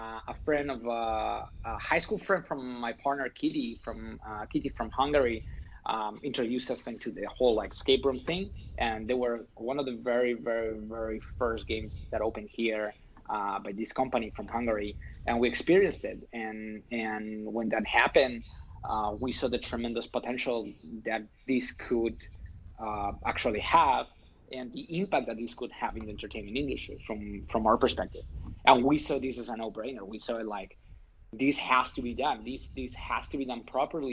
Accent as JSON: {"language": "English", "country": "Spain", "second_language": "English", "moved": "as an adult", "lives_now": "United States", "said": "I'm not from here. I'm not from the States. I'm from Spain"}